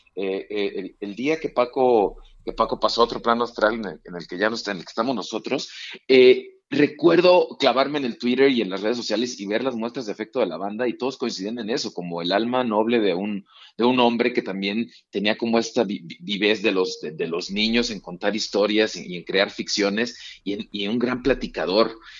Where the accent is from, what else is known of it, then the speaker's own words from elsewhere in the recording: Mexico; ¿Cómo somos los mexicanos? Así somos